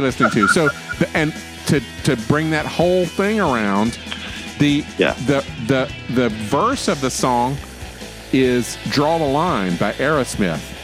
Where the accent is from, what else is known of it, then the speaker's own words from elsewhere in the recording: Florida, United States; I'm from Florida